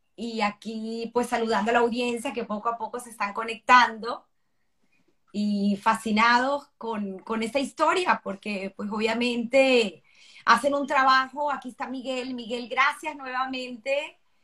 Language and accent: Spanish; Venezuela; nosotros en Venezuela tenemos una cédula de identidad que nos identifica con un número